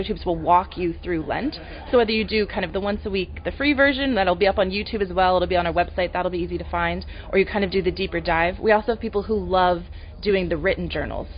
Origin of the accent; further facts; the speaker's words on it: Philadelphia, Pennsylvania, United States; I'm from Philadelphia